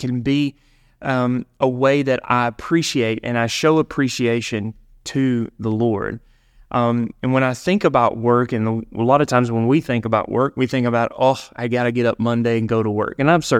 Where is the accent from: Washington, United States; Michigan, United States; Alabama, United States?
Alabama, United States; It was a small store in the small town that I grew up in Alabama.